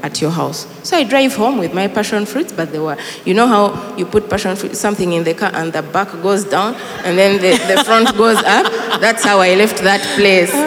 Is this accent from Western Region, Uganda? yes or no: yes; Kisoro, Western Region, Uganda; now in Kampala, Uganda; in our village, I come from Chisoro